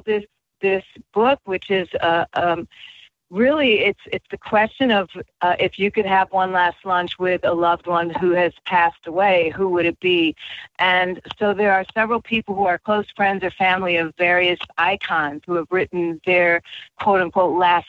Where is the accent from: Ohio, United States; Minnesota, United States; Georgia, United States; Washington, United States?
Minnesota, United States; Minneapolis; I'm from Minneapolis, Minnesota